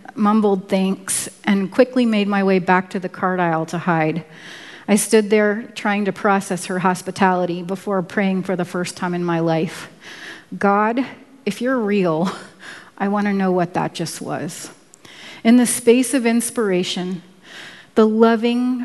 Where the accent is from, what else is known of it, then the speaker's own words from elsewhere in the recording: Washington, District of Columbia, United States; moved away as an adult; also born or lived in Virginia / Oregon; I was born in Washington, D.C.